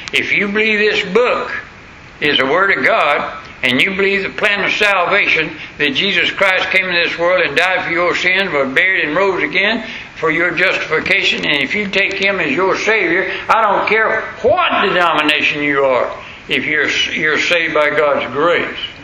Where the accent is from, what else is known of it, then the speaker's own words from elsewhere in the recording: the South, United States; accent: southern; my southern accent